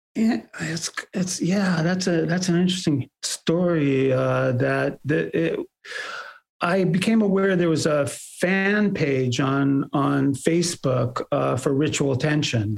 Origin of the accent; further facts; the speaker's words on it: Bay Area, California, United States; also born or lived in New York; I was born in New York and we moved to uh, the Bay Area when I was five or uh, almost five